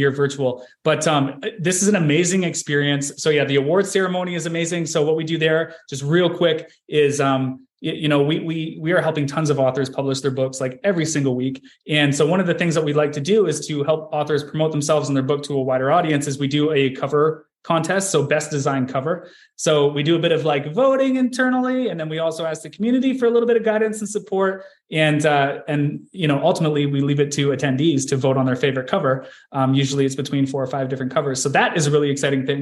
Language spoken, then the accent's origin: English; Canada; I'm Canadian